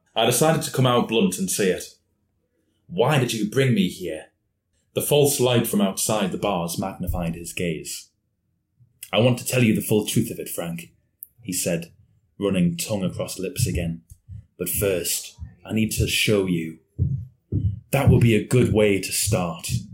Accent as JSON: {"language": "English", "town": "Newcastle upon Tyne", "region": "North East England", "country": "United Kingdom", "said": "I am from Newcastle"}